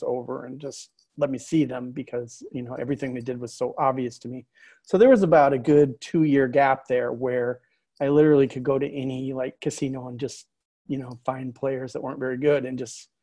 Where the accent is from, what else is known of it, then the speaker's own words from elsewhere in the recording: Fort Wayne, Indiana, United States; moved away as an adult; also born or lived in Wichita, Kansas / New York; I grew up in Fort Wayne, Indiana, which is on the other side of Indiana